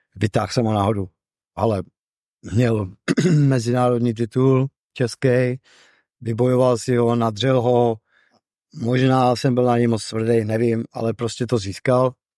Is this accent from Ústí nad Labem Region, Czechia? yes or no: yes; Ústí nad Labem, Ústí nad Labem Region, Czechia; now in Brno, Czechia; v mém rodném městě